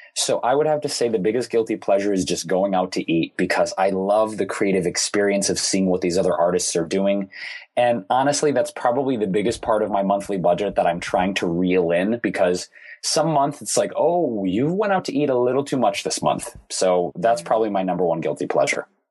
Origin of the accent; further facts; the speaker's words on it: Detroit, Michigan, United States; Growing up in Detroit, most everybody worked for one of the big three automakers